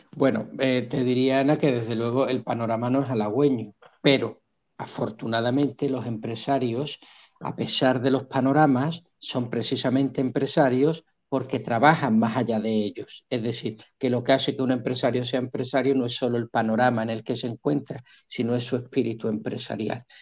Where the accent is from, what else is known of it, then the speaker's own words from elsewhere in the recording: Spain; now in Colombia; la tierra de donde yo vengo, de España